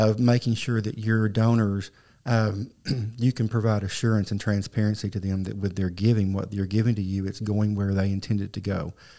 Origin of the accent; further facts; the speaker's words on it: Arkansas, United States; also born or lived in Southeast Missouri / Pocahontas, Arkansas / Paragould, Arkansas; I grew up in and around Northeast Arkansas and Southeast Missouri.